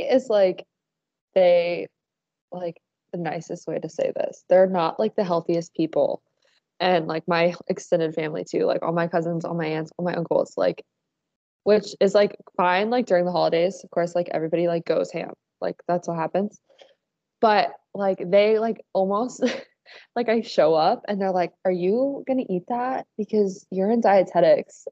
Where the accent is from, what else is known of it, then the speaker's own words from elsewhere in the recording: Dayton, Ohio, United States; I'm from Dayton